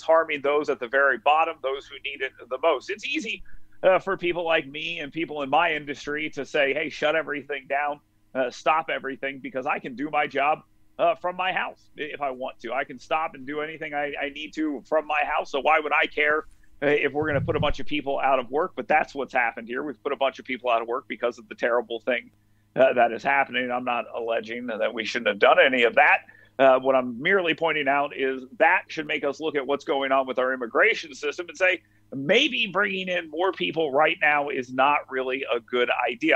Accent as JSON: {"language": "English", "region": "North Alabama", "country": "United States", "said": "I'm from North Alabama."}